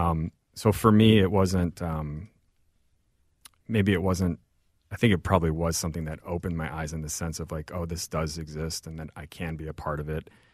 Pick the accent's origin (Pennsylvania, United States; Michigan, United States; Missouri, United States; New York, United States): Missouri, United States; St. Louis; also born or lived in Mexico City, Mexico / Mérida, Yucatán, Mexico; now in Minneapolis, United States; So I grew up in Saint Louis.